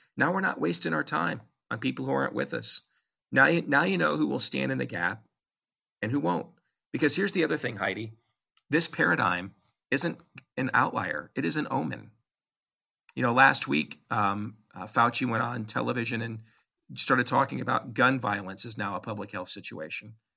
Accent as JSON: {"language": "English", "country": "United States", "said": "I'm an American"}